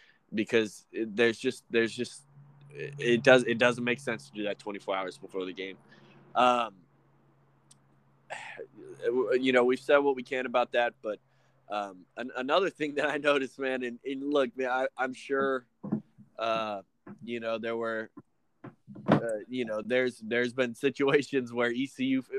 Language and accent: English; the South, United States; we're from the South